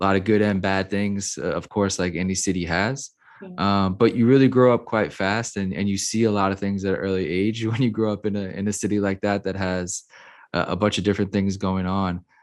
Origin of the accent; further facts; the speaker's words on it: New Orleans, Louisiana, United States; I grew up, I was born and raised in New Orleans, Louisiana